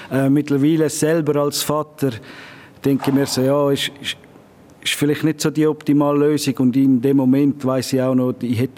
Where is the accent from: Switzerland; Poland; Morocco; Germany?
Switzerland; Zurich; now in Chur, Switzerland; Besonders das Derby jetzt in der Schweiz. Also, ich bin ja ursprünglich von Zürich gekommen.